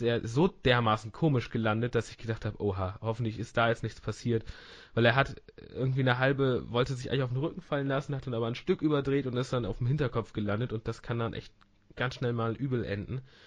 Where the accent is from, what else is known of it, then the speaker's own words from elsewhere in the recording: Northern Germany, Germany; ich bin auch Norddeutscher